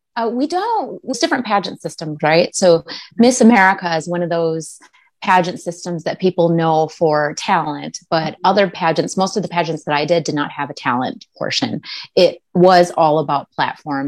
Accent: Minnesota, United States; I grew up mostly in Minnesota

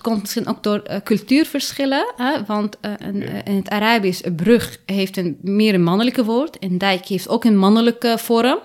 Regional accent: Lebanon; now in Netherlands; ik ben in Libanon geboren

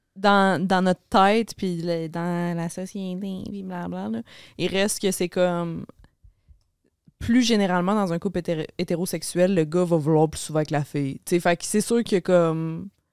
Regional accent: Laval, Quebec, Canada; born or raised there; moved away as an adult; now in Montreal, Canada

